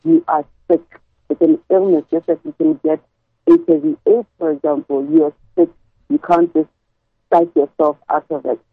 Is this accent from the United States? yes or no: no; Gaborone, South-East District, Botswana; moved away as an adult; also born or lived in South Africa; I'm actually born and bred in Gaborone